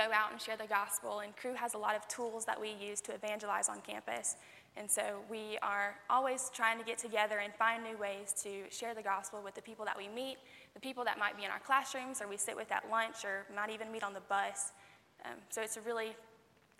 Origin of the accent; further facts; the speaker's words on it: Morganton, North Carolina, United States; also born or lived in Boone, North Carolina; I grew up in Morganton